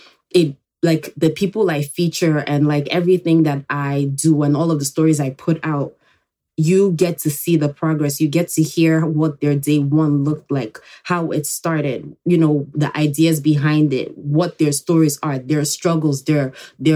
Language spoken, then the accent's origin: English; Nigeria; also born or lived in Enugu, Nigeria; now in New York, United States; I was born here in New York, but I actually grew up in Nigeria